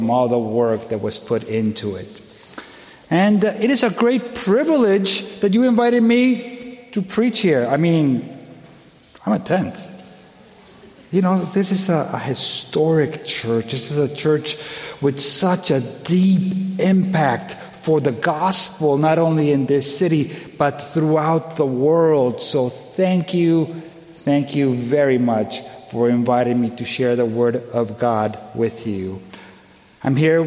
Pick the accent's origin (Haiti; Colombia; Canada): Colombia; moved away; I'm originally from Colombia